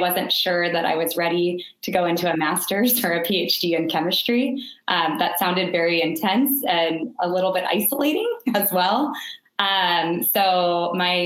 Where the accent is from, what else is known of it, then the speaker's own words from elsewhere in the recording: Bay Area, Silicon Valley, California, United States; also born or lived in San Diego; I grew up in the Bay Area, Silicon Valley